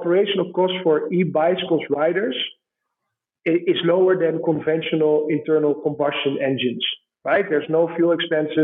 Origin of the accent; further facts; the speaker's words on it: Amsterdam, North Holland, Netherlands; accent: Dutch; English is a second language; moved away as an adult; now in Kenya; my hometown in Amsterdam